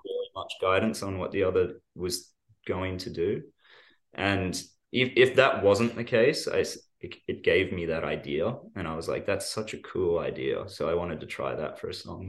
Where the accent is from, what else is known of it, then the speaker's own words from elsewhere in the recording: Australia; when we're from Australia